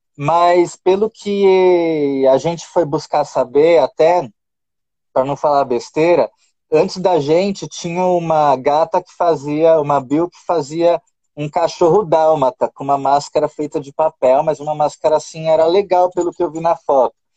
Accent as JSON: {"language": "Portuguese", "country": "Brazil", "also_born_or_lived": "Qatar", "moved": "as an adult", "said": "quando eu saí do Brasil"}